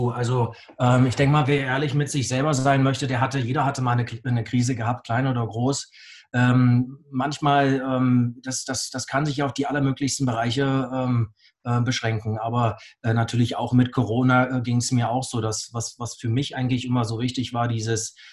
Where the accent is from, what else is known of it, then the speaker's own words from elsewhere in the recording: Augsburg, Bavaria, Germany; Ich komme aus Augsburg.